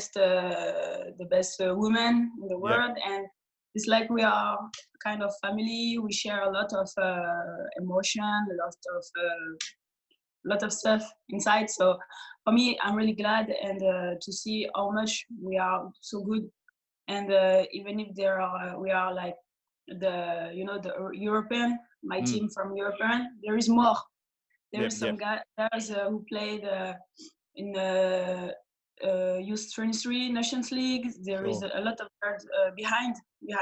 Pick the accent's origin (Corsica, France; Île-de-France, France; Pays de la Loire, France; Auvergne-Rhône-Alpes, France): Auvergne-Rhône-Alpes, France; Clermont-Ferrand; English is a second language; in my hometown, near my hometown, Clermont-Ferrand.